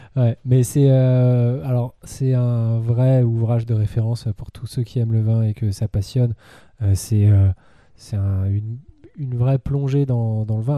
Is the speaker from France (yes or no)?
yes; France; en tant que Français